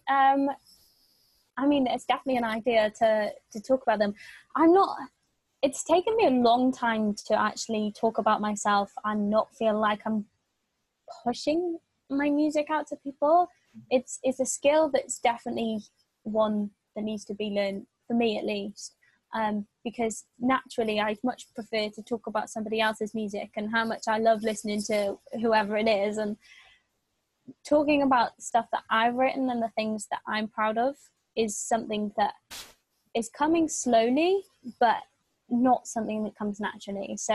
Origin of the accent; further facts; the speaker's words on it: Wales, United Kingdom; it's not just people in Wales because I'm Welsh.